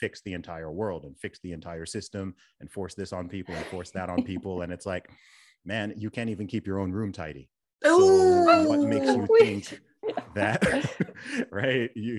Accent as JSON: {"language": "English", "country": "Saudi Arabia", "tie": "born or raised there", "also_born_or_lived": "England", "said": "I myself was born in England and I'm a British citizen. I grew up in Saudi Arabia."}